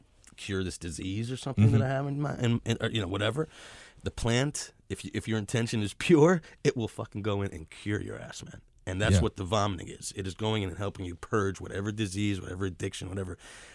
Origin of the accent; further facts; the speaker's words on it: New York City, New York, United States; Yeah, I'm a Brooklyn guy.